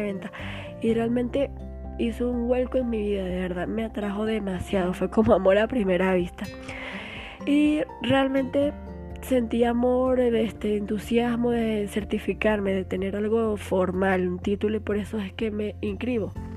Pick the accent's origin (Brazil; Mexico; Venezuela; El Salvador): Venezuela; Barinas; yo soy de Varina